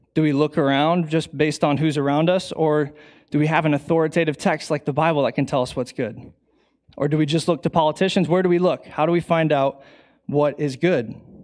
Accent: Bowling Green, United States; I grew up in Bowling Green

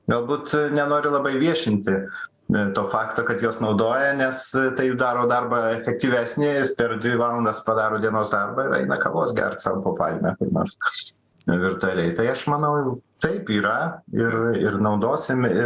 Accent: Lithuania

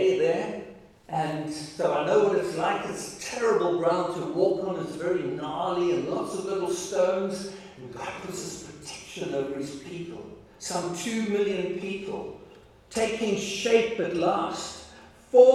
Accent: Free State, South Africa; we come from the Free State

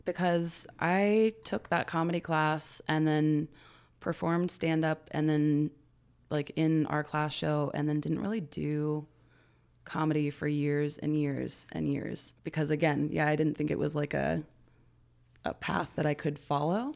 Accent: Aurora, Colorado, United States; moved away as an adult; also born or lived in Texas; I grew up in Aurora, Colorado, born in Texas, but, like, yeah, was in Colorado from seven to, like, twenty-five

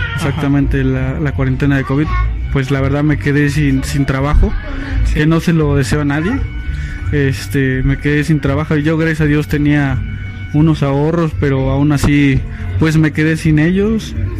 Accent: Tampico, Tamaulipas, Mexico; moved away; also born or lived in Misiones de San Francisco; tuve que ir a la ciudad de Tampico Tamaulipas que yo soy de bueno soy de allá este tuve que ir a, mi ciudad natal

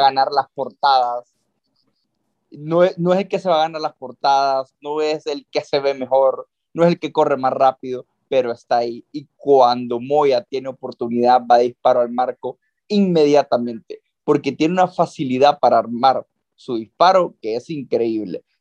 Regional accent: Honduras; nosotros como hondureños

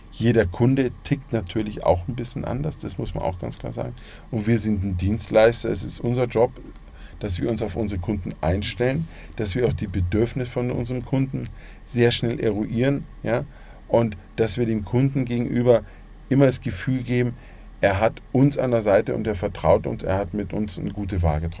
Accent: Munich, Bavaria, Germany; ich bin in München geboren, man hört zwar nicht, aber ich bin ein Münchner Kindl und ich bin mein Leben lang in München.

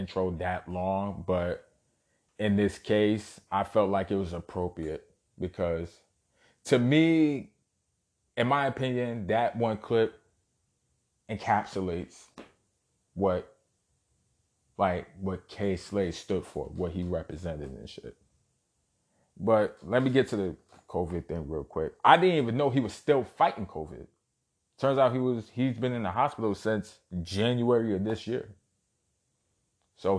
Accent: New York City, New York, United States; born and raised in Brooklyn, New York.

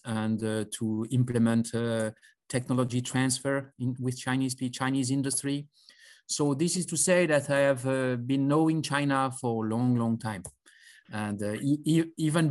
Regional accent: France; I am from France first, and I studied engineering, physics, mathematics, a little bit of biology in France.

